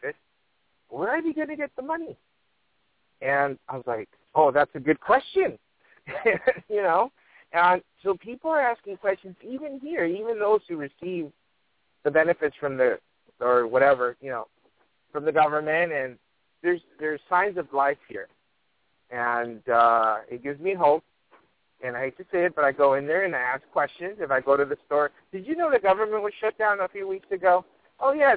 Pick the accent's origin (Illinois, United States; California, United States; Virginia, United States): California, United States; Los Angeles; I grew up in Watts